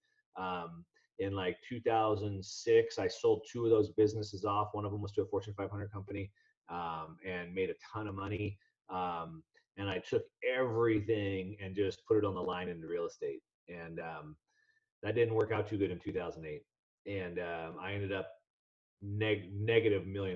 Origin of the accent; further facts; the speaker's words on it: Southern California, United States; I grew up in Southern California, so I'm an action sports guy